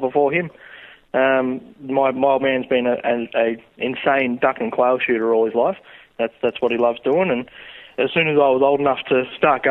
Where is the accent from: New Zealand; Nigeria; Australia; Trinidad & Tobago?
Australia; Romsey, Victoria; also born or lived in Sunbury / Lancefield; I grew up in Romsey. I was born in Tunbury, grew up in Romsey. Have lived there all my life until just recently.